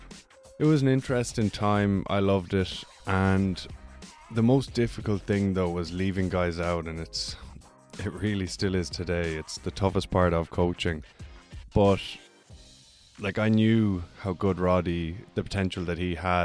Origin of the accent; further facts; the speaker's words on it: Ireland; growing up in Ireland